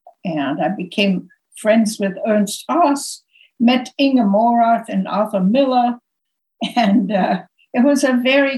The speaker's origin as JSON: {"language": "English", "region": "Berlin", "country": "Germany", "tie": "born or raised there", "also_born_or_lived": "Lausanne / London / New York", "second_language": "English", "moved": "as an adult", "said": "I was born in Berlin, but my mother said to me early on, get out of Germany, get out of Europe as soon as you can. So I studied languages. I studied French in Lausanne"}